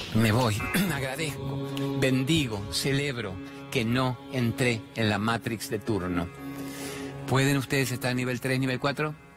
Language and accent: Spanish; Argentina; soy un periodista argentino